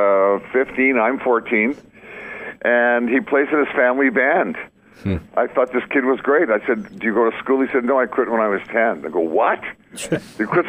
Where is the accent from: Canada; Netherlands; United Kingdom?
Canada; Winnipeg, Manitoba; I grew up in Winnipeg